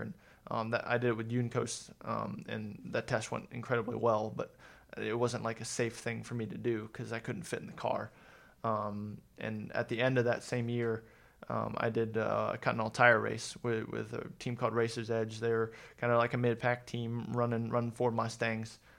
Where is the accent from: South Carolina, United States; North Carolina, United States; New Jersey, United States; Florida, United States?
North Carolina, United States; Mooresville; also born or lived in Columbus, Ohio; I consider myself from North Carolina